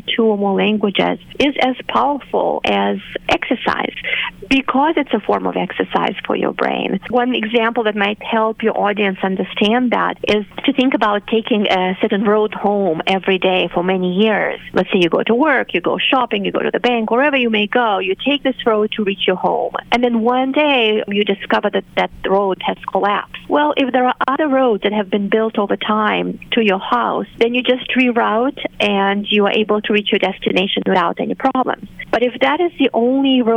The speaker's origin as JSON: {"language": "English", "country": "Moldova", "tie": "born or raised there", "first_language": "Romanian", "second_language": "English", "moved": "yes", "said": "So I grew up with Romanian as my native language and then Russian as the official language on the territory of the country. I'm from Moldova"}